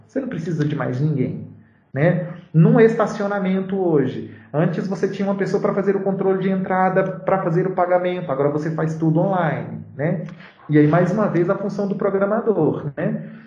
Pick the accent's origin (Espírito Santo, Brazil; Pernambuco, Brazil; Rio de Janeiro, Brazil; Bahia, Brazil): Bahia, Brazil; interior of; moved away as an adult; now in Belo Horizonte, Brazil; voltar lá para minha cidade, no interior da Bahia